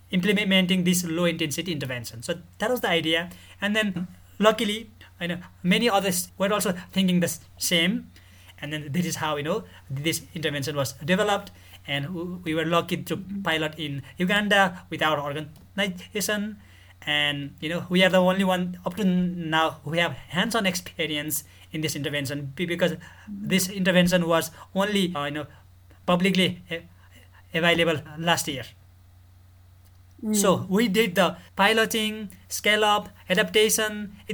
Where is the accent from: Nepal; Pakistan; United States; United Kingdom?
Nepal; I'm from Nepal.